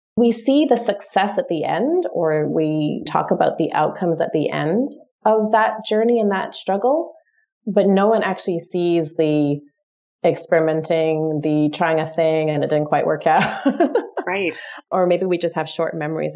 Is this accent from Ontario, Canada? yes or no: yes; Toronto, Ontario, Canada; moved away as an adult; also born or lived in London, United Kingdom; I'm from Toronto originally.